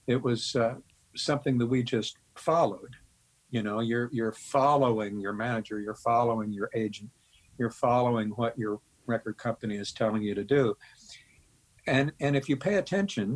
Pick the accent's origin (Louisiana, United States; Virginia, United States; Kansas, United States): Kansas, United States; Topeka